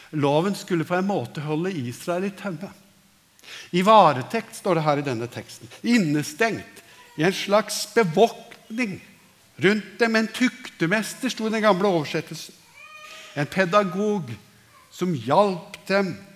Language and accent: Norwegian; Norway; vi som nordmenn